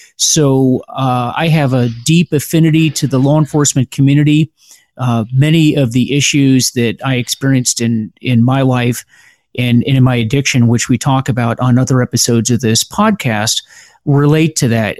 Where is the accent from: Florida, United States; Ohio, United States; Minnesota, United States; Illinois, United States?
Florida, United States; Pinellas County; moved away as an adult; now in Washington, D.C., United States; I grew up in uh, Pinellas County, Florida, and then went to the University of Florida